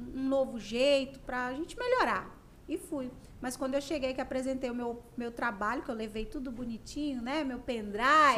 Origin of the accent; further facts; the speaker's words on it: Conceição do Araguaia, Pará, Brazil; also born or lived in Belém; Eu sou de Conceição do Araguaia, natural.